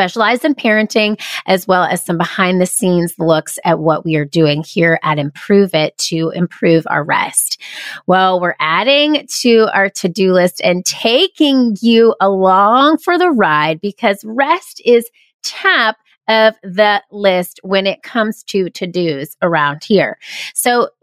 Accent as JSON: {"language": "English", "region": "Georgia", "country": "United States", "tie": "born or raised there", "also_born_or_lived": "South Carolina", "said": "when I was 8 years old, I moved from my hometown in South Carolina to another town in Georgia"}